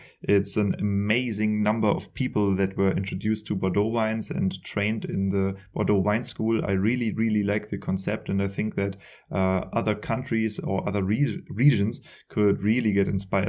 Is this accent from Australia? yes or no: no; Germany